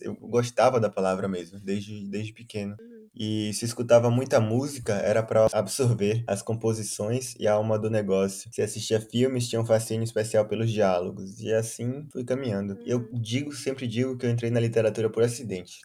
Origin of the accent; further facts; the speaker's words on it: Salvador, Bahia, Brazil; eu cresci em Estelamares, como você, é, bairro distante do centro de Salvador